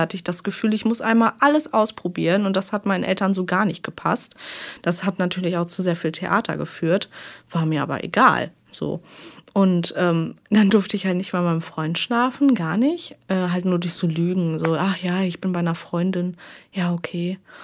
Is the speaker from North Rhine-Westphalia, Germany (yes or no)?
yes; Arnsberg, North Rhine-Westphalia, Germany; nach Arnsberg, also so halt in meine Heimat